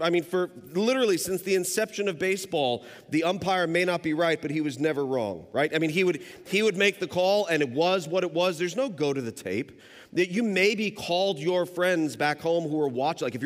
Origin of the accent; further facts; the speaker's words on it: New York City, New York, United States; now in Northern Kentucky, United States; We live in Northern Kentucky. We've lived there for the past 17 years, but I'm originally from New York City